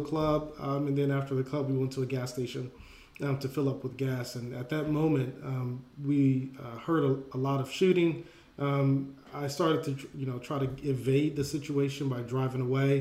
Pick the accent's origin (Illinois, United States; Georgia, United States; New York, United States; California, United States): Georgia, United States; Atlanta; I grew up in Atlanta, Georgia